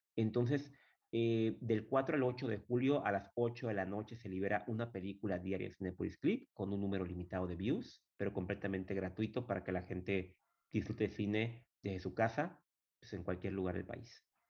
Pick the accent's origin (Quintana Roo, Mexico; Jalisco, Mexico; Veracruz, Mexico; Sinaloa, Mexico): Quintana Roo, Mexico; Chetumal; Yo soy de Chetumal, soy chetumaleño, de la capital del estado.